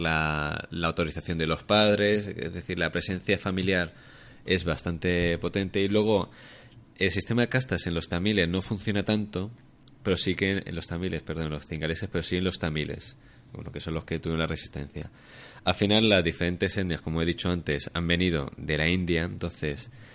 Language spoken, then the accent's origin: Spanish; Alicante, Valencian Community, Spain; moved away as an adult; now in Barcelona, Spain; soy de Alicante, llevo ya siete años en Barcelona viviendo y trabajando.